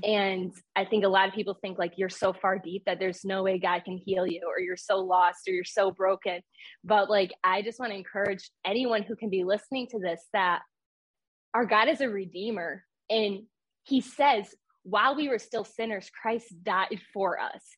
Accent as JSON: {"language": "English", "region": "New York", "country": "United States", "said": "I'm from New York"}